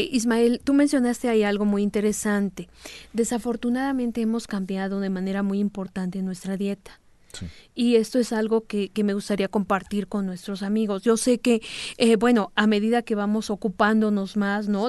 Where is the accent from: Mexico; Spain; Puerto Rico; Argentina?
Mexico; algo en nuestros genes como población mexicana